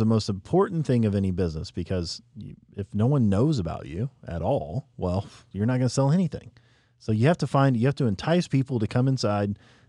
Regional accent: Marion, United States; I said by where we grew up. It's in a little town called Marion.

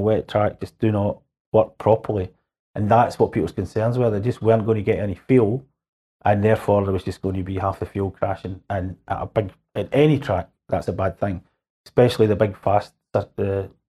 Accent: Scotland, United Kingdom; I come from Scotland

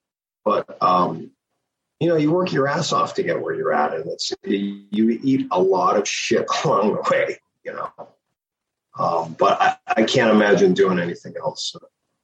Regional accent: Toronto, Ontario, Canada; I grew up in Toronto.

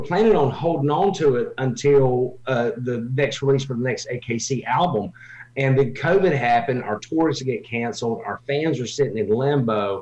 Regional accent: North Carolina, United States; accent: twang; moved away; I am from North Carolina originally

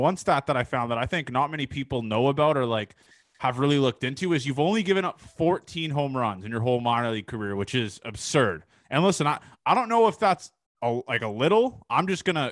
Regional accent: Mississauga or Milton, near Toronto, Ontario, Canada; I'm from Mississauga or Milton, like near the Toronto area

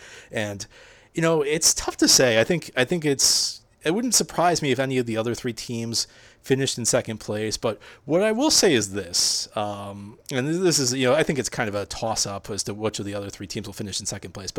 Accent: New Jersey, United States; I'm a Jersey guy. I grew up in Jersey

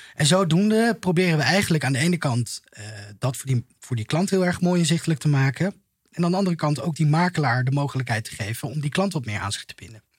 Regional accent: Vlijmen, North Brabant, Netherlands; moved away as an adult; also born or lived in Utrecht / Almere / Zeist; now in The Hague, Netherlands; in Brabant. Een beetje, een beetje hetzelfde nest als waar jij vandaan komt. Iets hoger gelegen. Ik kom uit Vlijmen, vlakbij een bos.

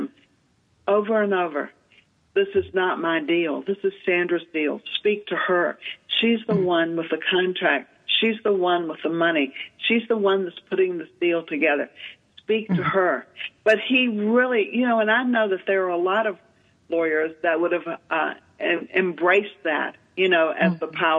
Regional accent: the South, United States; moved away; also born or lived in Manhattan; growing up in the South

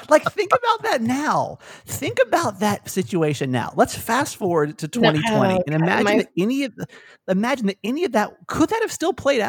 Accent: Atlanta, Georgia, United States; born or raised there

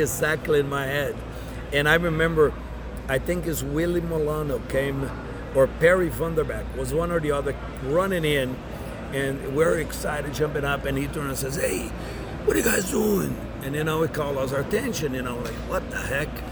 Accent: Brazil; also born or lived in Dallas / Tampa; now in United States; growing up in Brazil in a small town

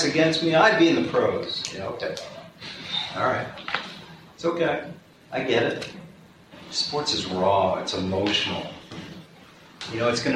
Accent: Washington, District of Columbia, United States; I went home to Georgetown Law. I'm from Washington, D.C.

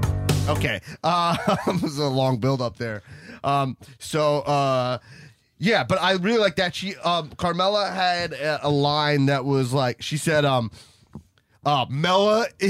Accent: Long Island, New York, United States; I'm from Long Island, not Staten Island.

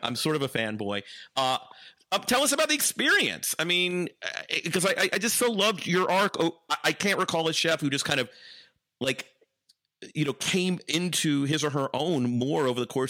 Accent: the South, United States; I'm from the South, mm-hmm.

